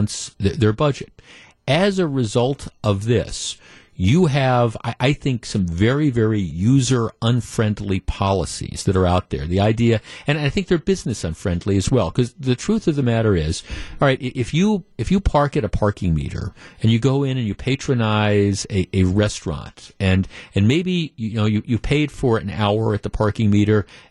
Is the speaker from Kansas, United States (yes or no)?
no; Wisconsin, United States; also born or lived in Baltimore, Maryland; My parents moved here when I was like 8 or 9, maybe 10 years old. And so I've been a Wisconsinite since then. But my mom and dad were both from Baltimore, Maryland. And I was born in Baltimore.